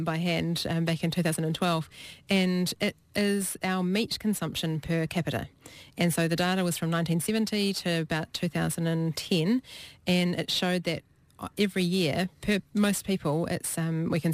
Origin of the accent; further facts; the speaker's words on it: Hawke's Bay, New Zealand; I grew up in Hawke's Bay where we had quite a few frosts in winter, and I just thought that was a normal part of growing up in New Zealand.